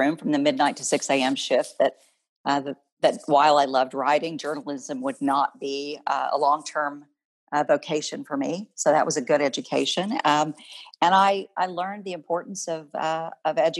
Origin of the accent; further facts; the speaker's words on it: Oklahoma City, Oklahoma, United States; I was born in Oklahoma City, attended public school in Oklahoma City, was graduated from John Marshall High School, and went to the University of Oklahoma.